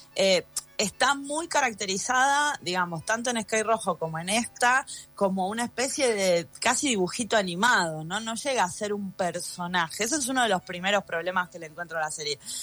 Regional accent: Buenos Aires, Argentina; moved away; yo hace muchos años que no vivo en Buenos Aires, que nací, crecí en Buenos Aires

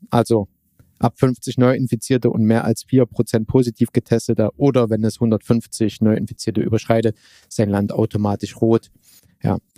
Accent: Germany; wir Deutsche

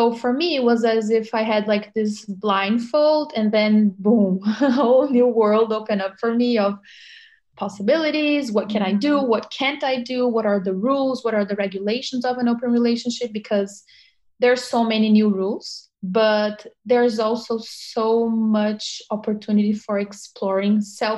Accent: Brazil; moved away as an adult; also born or lived in Brasília / São Paulo; now in New York, United States; I'm from Brazil. I was born in Brasília, which is the capital, but I lived in São Paulo for a long, long time before I came to New York.

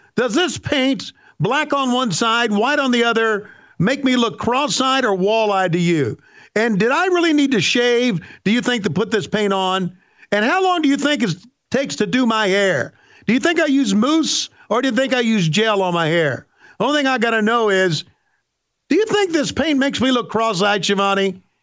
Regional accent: the South, United States; We are from the South

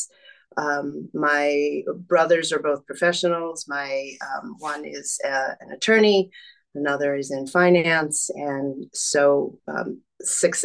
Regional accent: Long Island, New York, United States; I grew up on Long Island, New York.

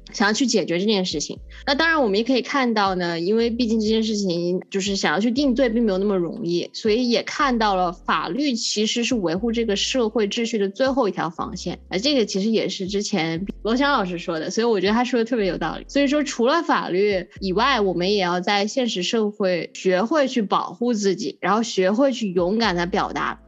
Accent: China; 因为我们呢是作为中国人

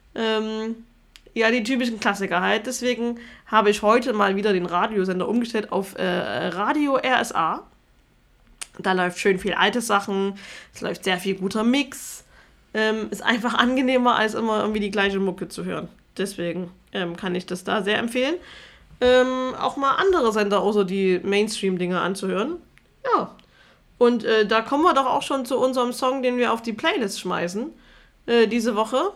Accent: Germany; jeder Zweite in meinem Heimatdorf die AfD gewählt hat

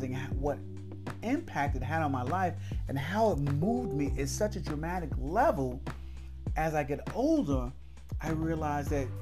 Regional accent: Rahway, New Jersey, United States; I was from Rahway

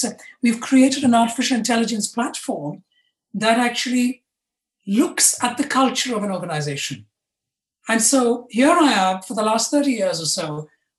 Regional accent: India; now in London, United Kingdom; I was born and brought up in India. I now live in London.

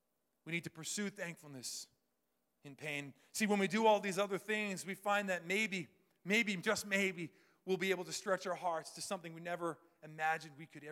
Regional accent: London, United Kingdom; This is like, I grew up in London. This is like eye-opening for me

